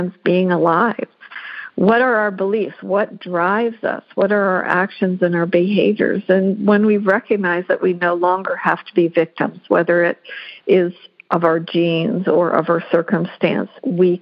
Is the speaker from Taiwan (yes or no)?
no; Western Canada, Canada; I grew up in Western Canada